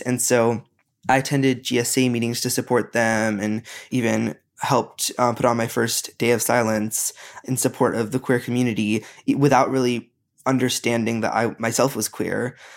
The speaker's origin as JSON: {"language": "English", "country": "United States", "tie": "born or raised there", "said": "growing up in America"}